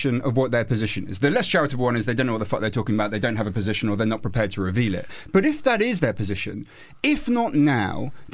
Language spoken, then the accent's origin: English; Winchester, South East England, United Kingdom; my hometown in Winchester